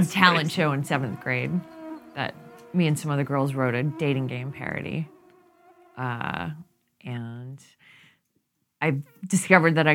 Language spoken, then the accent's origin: English; Texas City, Texas, United States; I grew up in Texas